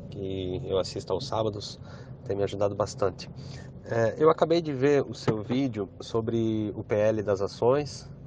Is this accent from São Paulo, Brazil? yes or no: yes; Itapeva, São Paulo, Brazil; sou da cidade de Itapeva, interior de São Paulo.